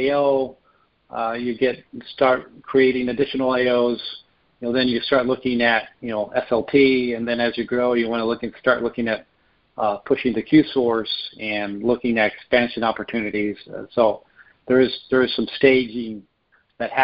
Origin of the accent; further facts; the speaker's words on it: United States; us being an American